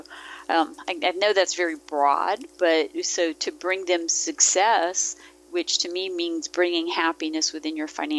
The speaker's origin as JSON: {"language": "English", "region": "Mississippi", "country": "United States", "tie": "born or raised there", "said": "I grew up in Mississippi. My dad was in the military. My family wasn't from there, but that's where we ended up."}